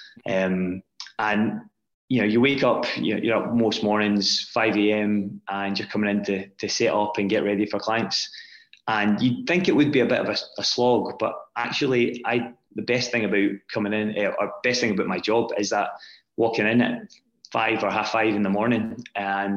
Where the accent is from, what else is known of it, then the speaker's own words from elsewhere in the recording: Scotland, United Kingdom; also born or lived in Glasgow; as a young boy growing up in Scotland